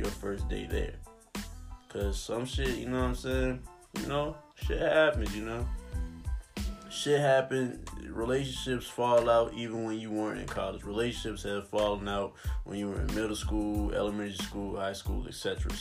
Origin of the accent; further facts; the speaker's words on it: Charles City, Virginia, United States; I'm really from Charles City, Virginia. You know what I'm saying? Charles City County. Born and raised